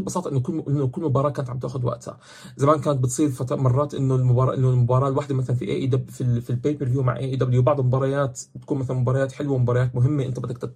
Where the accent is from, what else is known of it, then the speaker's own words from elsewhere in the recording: Jordan; عندنا بالاردن